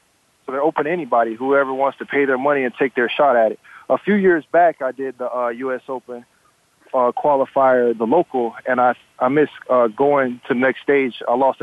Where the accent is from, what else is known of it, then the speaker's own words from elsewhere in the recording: Miami, Florida, United States; I grew up in Liberty City where everybody's playing basketball, football